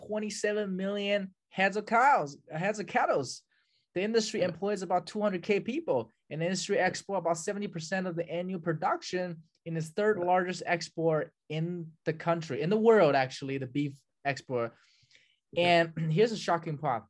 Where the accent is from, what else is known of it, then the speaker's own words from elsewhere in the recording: China; now in United States; I grew up in China